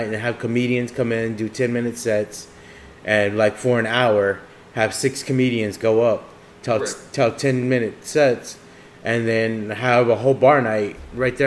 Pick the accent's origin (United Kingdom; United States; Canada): United States; Texas; I'm from Texas